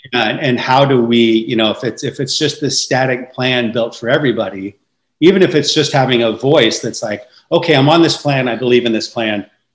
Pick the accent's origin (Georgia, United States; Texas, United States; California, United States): California, United States; San Francisco Bay Area; I grew up in the San Francisco Bay Area